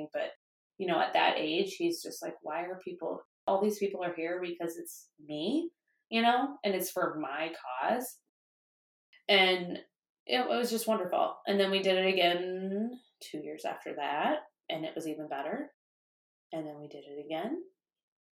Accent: Cascade, United States; growing up in Cascade

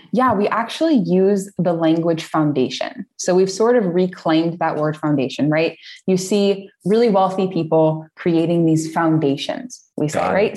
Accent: United States; moved away as an adult; now in Portugal; I'm American. I've been living here for uh, on and off for about five or six years now

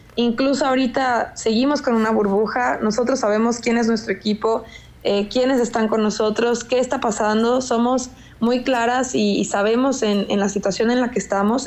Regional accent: Jalisco, Mexico; now in Mexico City, Mexico; que soy de Jalisco

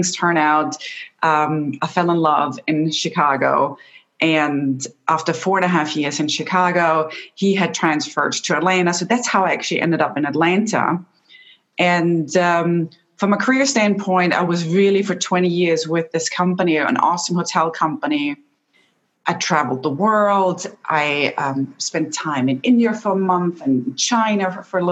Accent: Austria; moved away; So I'm originally from Austria and my entire family is still back home.

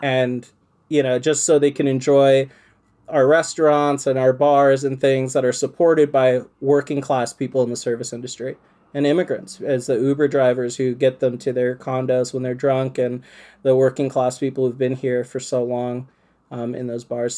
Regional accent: Portland, Maine, United States; I am a black man who lives in Portland, Maine, and when I tell people I'm from Portland

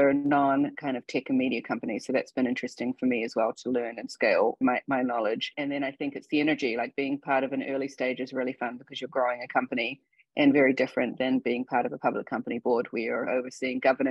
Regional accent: New Zealand; moved away as an adult; also born or lived in India / Australia / Hong Kong; now in United States; I was born in India, but grew up in New Zealand.

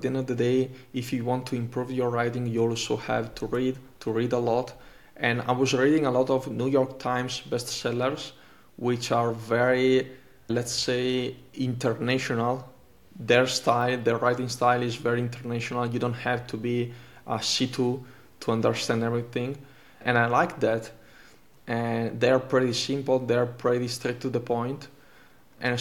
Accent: Italy; first language Italian; English is a second language; Italian is my native language

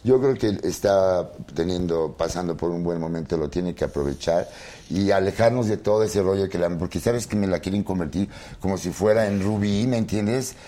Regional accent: Puebla, Mexico; moved away as an adult; now in Mexico City, Mexico; yo soy de Puebla, entonces a mí, cuando yo llegué muy joven a la Ciudad de México

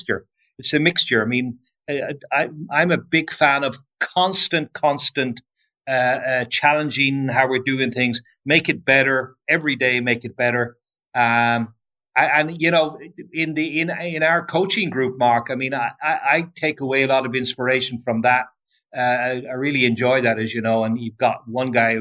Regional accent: Ireland; moved away

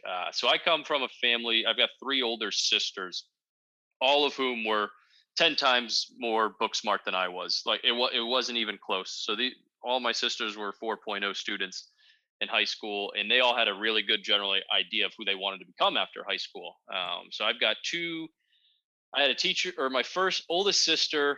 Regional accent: Northern Virginia, United States; I'm from the Northern Virginia area

